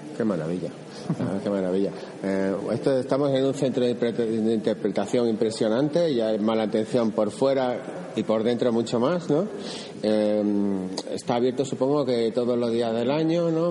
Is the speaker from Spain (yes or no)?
yes; Extremadura, Spain; para los que venimos de Extremadura